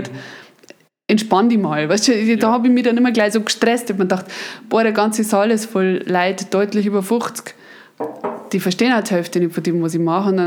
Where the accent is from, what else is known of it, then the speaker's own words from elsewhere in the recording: Beratshausen, Bavaria, Germany; In Beratshausen, ne? da, da in der Nacht, wo ich herkomme.